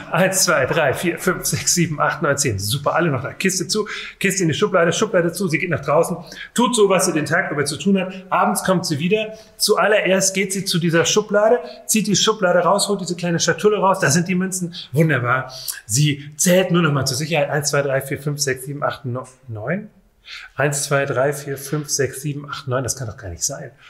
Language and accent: German; Rhineland, Germany; Es kann einen geradezu, und das ist jetzt ein rheinisches schönes Wort. Ich komme ursprünglich aus dem Rheinland.